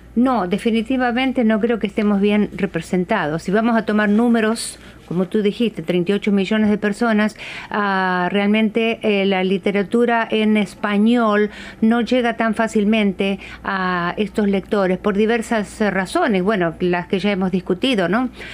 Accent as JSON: {"language": "Spanish", "country": "Argentina", "also_born_or_lived": "Brazil", "moved": "as an adult", "lives_now": "Seattle, United States", "said": "yo soy de Argentina, vivo aquí en Seattle"}